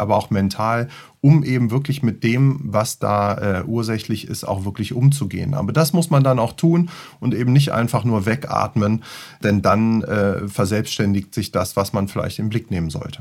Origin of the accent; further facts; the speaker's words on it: Göttingen, Lower Saxony, Germany; moved away; also born or lived in Luxembourg; Ich bin eigentlich aus Göttingen